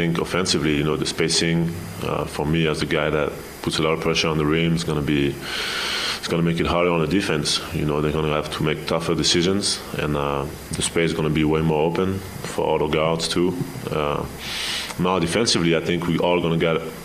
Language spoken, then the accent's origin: English; France; moved away as an adult; now in Utah, United States; growing up in Europe